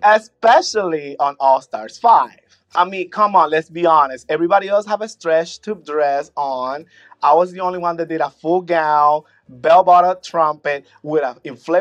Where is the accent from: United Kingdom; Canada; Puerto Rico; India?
Puerto Rico; moved away as an adult; now in Orlando, United States; As soon as I moved to Orlando from Puerto Rico in 2000, I started doing talent shows.